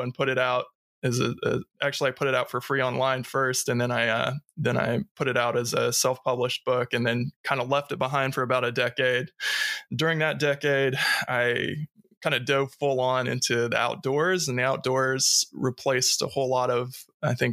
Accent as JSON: {"language": "English", "region": "Ohio", "country": "United States", "tie": "born or raised there", "also_born_or_lived": "Kentucky / New Zealand / Seattle", "moved": "as an adult", "said": "I grew up in Ohio"}